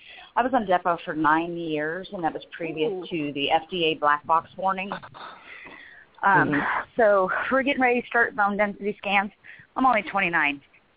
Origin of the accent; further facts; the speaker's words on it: Southern California, United States; I grew up in Southern California.